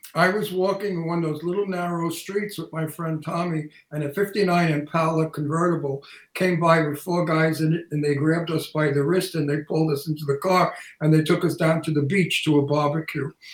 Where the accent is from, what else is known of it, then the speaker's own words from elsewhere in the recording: New York City, New York, United States; accent: antique Brooklyn; my antique Brooklyn accent